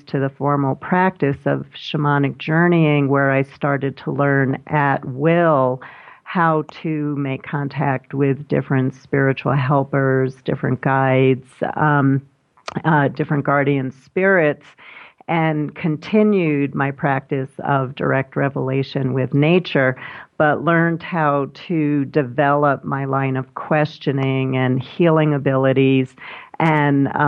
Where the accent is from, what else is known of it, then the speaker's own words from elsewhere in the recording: New York City, New York, United States; when I was a little kid growing up in Brooklyn